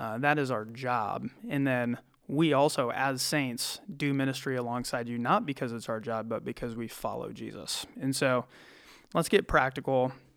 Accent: small town Iowa, United States; now in Cedar Rapids, United States; I'm from small town Iowa. Uh, my hometown has eighteen hundred people

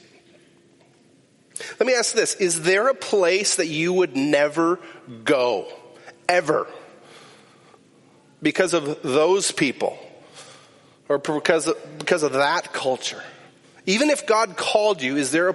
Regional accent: Climax, Minnesota, United States; I grew up in Climax, Minnesota.

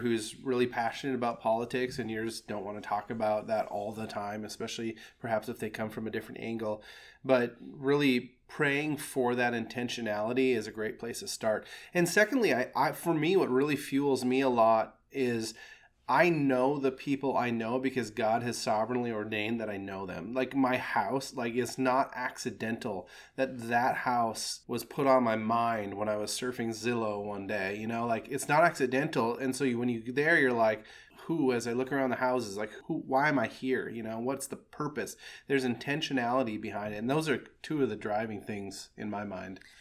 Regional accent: Midwest, United States; I'm a Midwestern guy. I was raised in the Midwest

